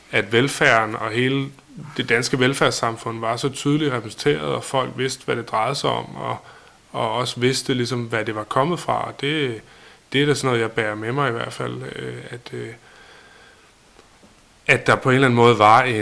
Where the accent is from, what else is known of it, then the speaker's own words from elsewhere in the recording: Vibrød, Denmark; jeg kommer fra Vibrød Mark, eller i virkeligheden, det ligger lidt uden for Vibrød, og der... Øh